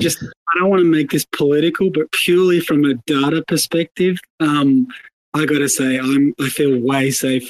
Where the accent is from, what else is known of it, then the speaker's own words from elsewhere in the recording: Australia; as an Australian